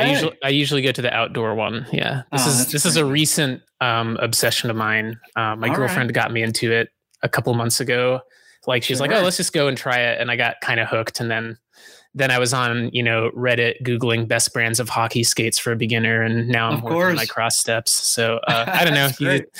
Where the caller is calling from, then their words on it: Brooklyn, New York, United States; I'm calling in from Brooklyn.